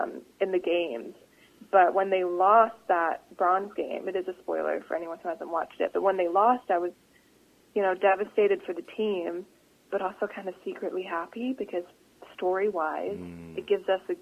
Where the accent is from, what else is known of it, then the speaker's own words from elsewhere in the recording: Vancouver, British Columbia, Canada; accent: Canadian; also born or lived in United Kingdom; I was born in the UK, even though my English accent is virtually gone, especially when I'm, like, talking to people and like, old Canadian accent comes out.